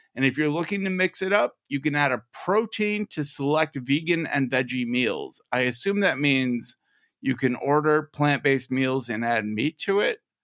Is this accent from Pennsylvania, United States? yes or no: no; Minnesota, United States; I'm from Minnesota